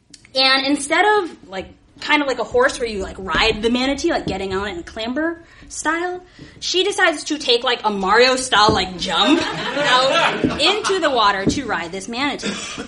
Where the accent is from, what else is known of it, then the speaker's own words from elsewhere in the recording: Florida, United States; moved away; Florida, which is my home state where I was born and raised.